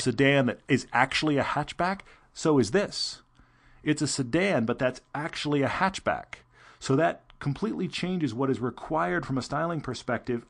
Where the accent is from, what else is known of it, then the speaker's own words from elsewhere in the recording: Houston, Texas, United States; I grew up in Houston, land of the straight roads.